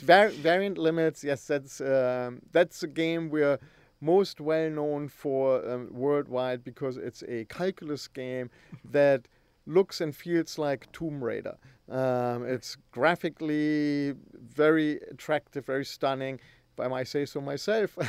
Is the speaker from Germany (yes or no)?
yes; Germany; moved away; back in Germany when I grew up.